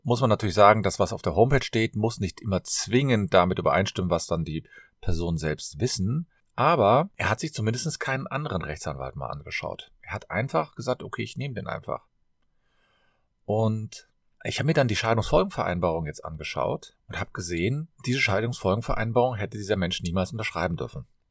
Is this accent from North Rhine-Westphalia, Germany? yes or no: yes; Cologne, North Rhine-Westphalia, Germany; ich komme aus Köln, bin Fachanwalt für Familienrecht